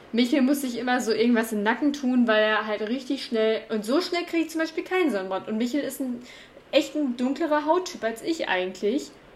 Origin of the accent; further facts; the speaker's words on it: Cologne, North Rhine-Westphalia, Germany; moved away; ich komme aus Köln